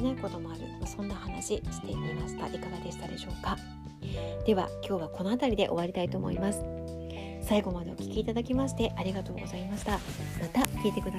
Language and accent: Japanese; Tokyo, Japan; now in Hokkaido, Japan; 私はね東京出身なので